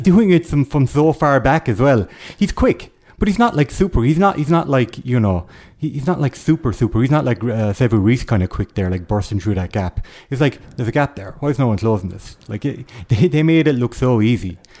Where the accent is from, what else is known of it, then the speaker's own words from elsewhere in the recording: Kerry, Munster, Ireland; now in Dublin, Ireland; I am from Kerry. I'm like a fish out of water.